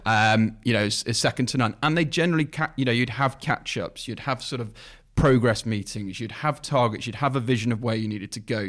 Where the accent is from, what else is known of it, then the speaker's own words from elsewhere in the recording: Leicestershire, East Midlands, United Kingdom; I'm from Leicester Shire originally